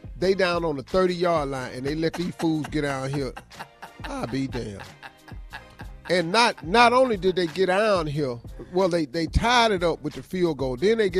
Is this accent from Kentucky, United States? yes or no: no; Cleveland, Ohio, United States; I'm telling you, I'm from Cleveland.